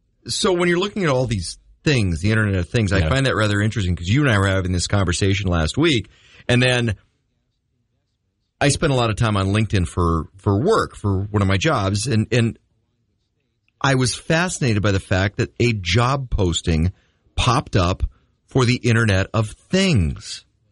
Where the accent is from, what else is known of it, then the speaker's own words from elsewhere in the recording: Midwest, United States; You know, or, yes, I say pop. I'm from the Midwest.